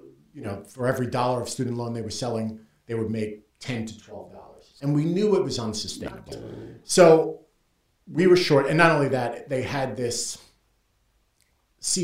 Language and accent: English; New York City, New York, United States; I'm from Queens